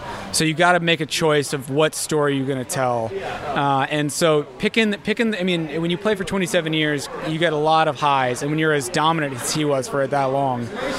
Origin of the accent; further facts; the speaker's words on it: Houston, Texas, United States; moved away as an adult; also born or lived in Austin, Texas; now in Los Angeles, United States; I'm from Houston, Texas. Grew up a lifelong Astros fan. Went to University of Texas at Austin. Made a bunch of films in Texas right after I graduated, and then moved to LA a couple years ago.